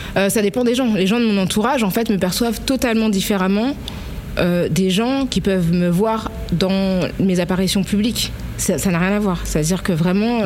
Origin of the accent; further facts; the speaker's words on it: Paris, Île-de-France, France; also born or lived in La Courneuve; je viens de Paris euh, parce que c'est là que je suis née, que c'est là que j'ai habité le plus longtemps